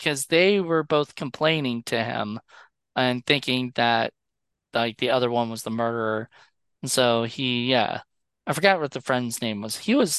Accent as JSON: {"language": "English", "country": "Canada", "said": "It's crazy. I never thought of this as a Canadian."}